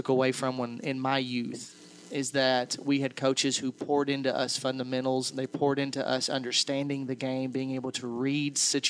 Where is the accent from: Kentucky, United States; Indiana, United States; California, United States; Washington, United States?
Kentucky, United States; Fredonia; I grew up in Fredonia, just 10 minutes down the road.